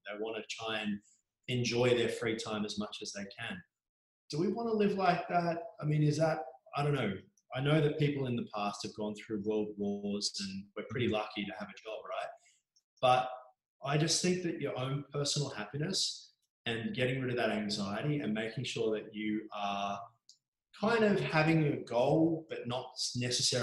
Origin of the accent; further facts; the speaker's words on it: Mornington Peninsula, Victoria, Australia; I grew up on the Mornington Peninsula.